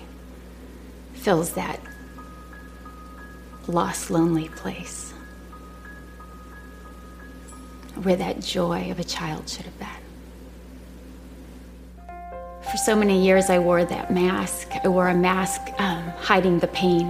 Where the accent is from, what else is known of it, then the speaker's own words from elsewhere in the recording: Michigan, United States; moved away as an adult; also born or lived in Texas; I'd gone to Texas A&M from my hometown in Michigan